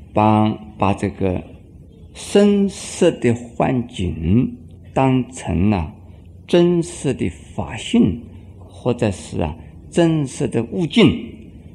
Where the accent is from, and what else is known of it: China